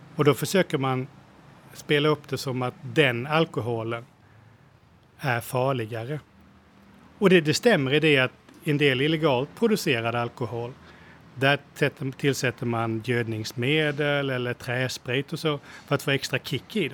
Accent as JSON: {"language": "Swedish", "country": "Sweden", "moved": "yes", "lives_now": "Thailand", "said": "som svenskar"}